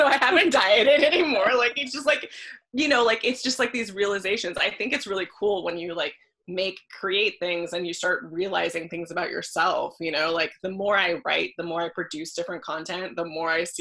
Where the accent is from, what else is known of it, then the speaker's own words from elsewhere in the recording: Los Angeles, California, United States; I grew up in Los Angeles and I started acting at a very young age